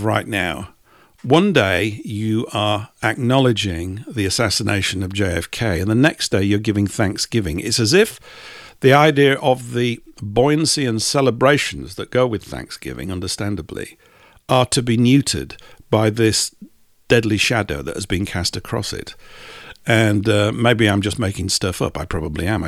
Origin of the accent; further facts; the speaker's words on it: England, United Kingdom; we're English